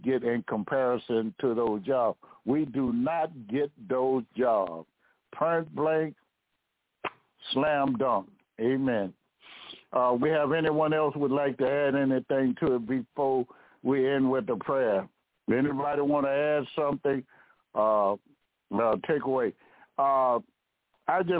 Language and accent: English; United States; I was raised in America. And this America is my home.